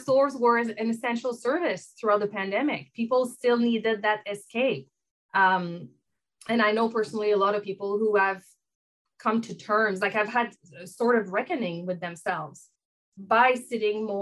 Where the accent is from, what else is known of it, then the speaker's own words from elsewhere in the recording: Canada; accent: French; now in Vancouver, Canada; I have a French accent. I am French Canadian, based in Vancouver here